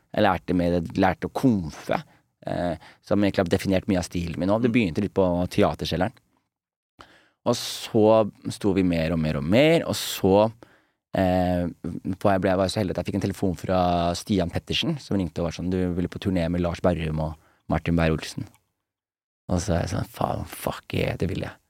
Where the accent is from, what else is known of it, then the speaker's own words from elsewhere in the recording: Skien, Telemark, Norway; moved away; … og venner hjemme i Skien